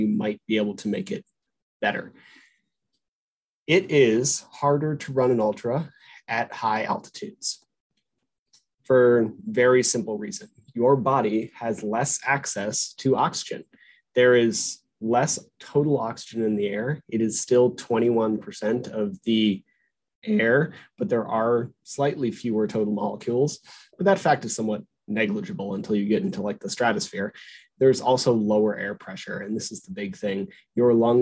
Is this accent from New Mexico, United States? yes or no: yes; Albuquerque, New Mexico, United States; I grew up in the mountains. I was born in Albuquerque, New Mexico, at a mile high, and the mountains are my home.